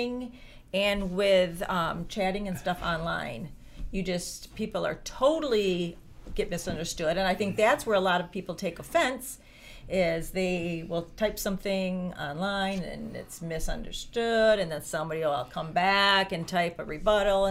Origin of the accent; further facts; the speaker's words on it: Grandville, Michigan, United States; also born or lived in Mount Pleasant, Michigan; I grew up in Granville, and it was like there was churches like pretty much on almost every corner